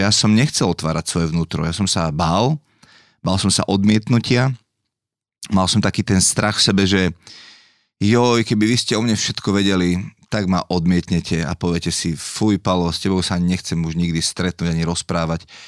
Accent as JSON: {"language": "Slovak", "town": "Dolný Kubín", "region": "Žilina Region", "country": "Slovakia", "also_born_or_lived": "Bratislava", "said": "u nás doma v Dolom Kubine"}